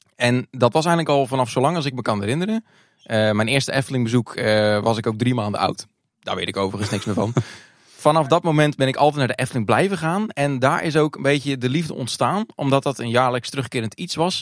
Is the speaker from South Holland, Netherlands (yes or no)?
yes; Hardinxveld-Giessendam, South Holland, Netherlands; Ik kom uit het Hardingshot Giesendam. de naam van het dorp is langer dan het dorp zelf. ik ben geboren in 1991, ook in Hardingshot Giesendam.